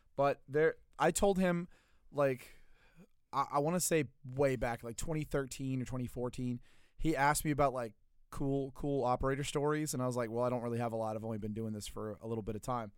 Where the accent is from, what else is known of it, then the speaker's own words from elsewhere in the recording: Louisiana, United States; I'm from Louisiana, not that part of Louisiana